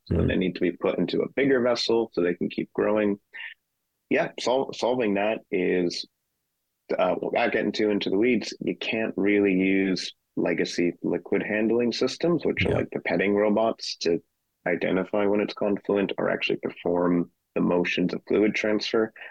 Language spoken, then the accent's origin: English; United States; moved away as an adult; also born or lived in Europe; now in Sheffield, United Kingdom; I'm an American. So started off life in the U.S.